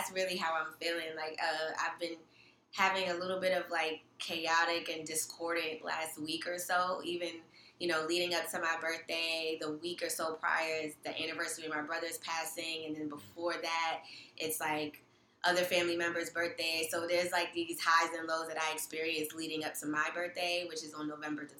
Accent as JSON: {"language": "English", "town": "New York City", "region": "New York", "country": "United States", "tie": "born or raised there", "also_born_or_lived": "Brooklyn", "said": "I'm born and raised in New York, born and raised in Queens specifically"}